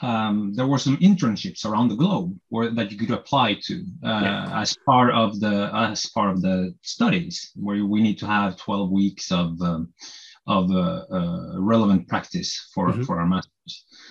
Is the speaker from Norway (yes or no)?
yes; Norway; English is a second language; I learned English here in school, yeah. But I was never really good at it.